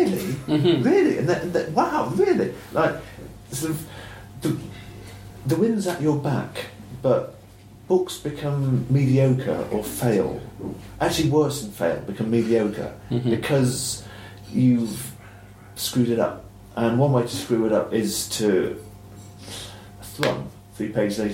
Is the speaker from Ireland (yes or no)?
yes; Ireland; also born or lived in Clonakilty; I'm the country kid. Um, but it's Ireland